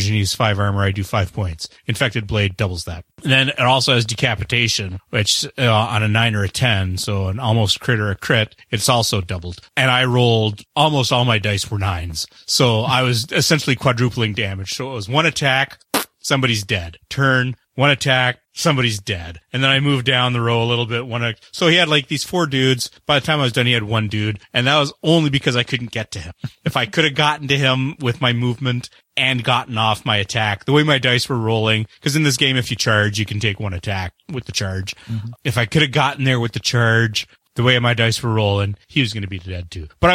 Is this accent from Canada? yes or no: yes; Canada; I'm the Canadian.